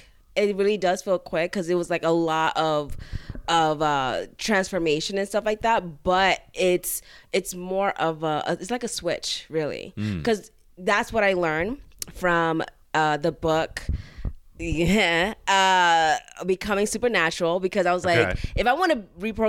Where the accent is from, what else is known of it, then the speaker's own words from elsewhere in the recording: Florida, United States; But the south, like South Florida.